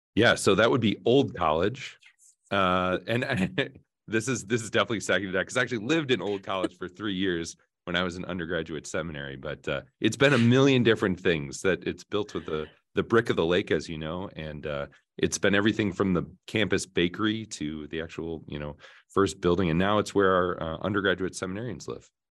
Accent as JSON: {"language": "English", "town": "Saint Paul", "region": "Minnesota", "country": "United States", "tie": "born or raised there", "moved": "yes", "said": "I grew up in Saint Paul, Minnesota"}